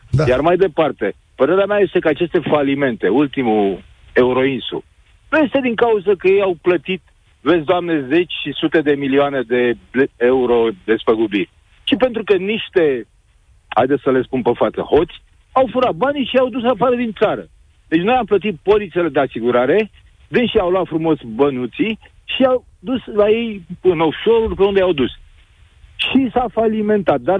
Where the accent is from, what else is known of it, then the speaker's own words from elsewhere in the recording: Craiova, Dolj, Romania; sunt din Craiova